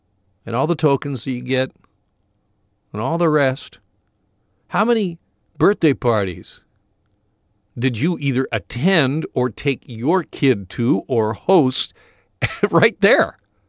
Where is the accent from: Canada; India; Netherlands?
Canada; Burlington, Ontario; he's from Etobicoke, I'm from Burlington, tomato, tomato, I guess.